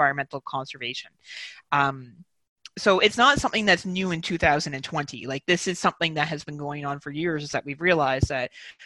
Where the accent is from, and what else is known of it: Canada